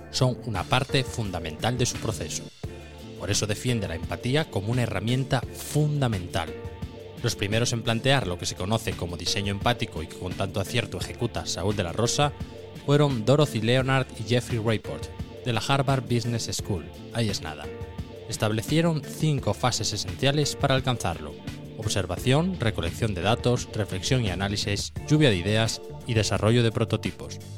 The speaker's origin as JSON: {"language": "Spanish", "area": "near Cangas del Narcea", "region": "Asturias", "country": "Spain", "said": "cuando me preguntan de dónde eres, digo, nada, de cerca"}